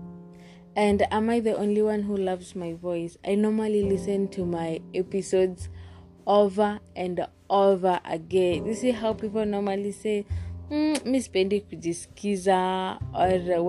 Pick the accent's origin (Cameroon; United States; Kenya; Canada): Kenya; I'm Kenyan